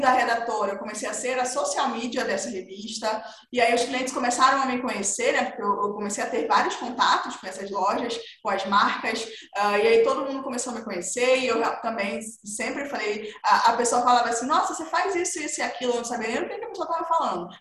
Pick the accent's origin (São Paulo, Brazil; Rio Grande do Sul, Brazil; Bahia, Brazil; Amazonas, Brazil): Amazonas, Brazil; Manaus; eu sou do norte, eu nasci em Manaus, no interior de Manaus ali